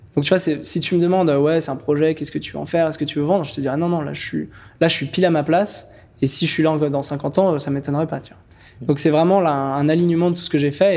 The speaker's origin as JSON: {"language": "French", "country": "French Guiana", "tie": "born or raised there", "also_born_or_lived": "Cannes / Paris / Lyon", "moved": "yes", "said": "J'ai grandi, euh, en Guyane française"}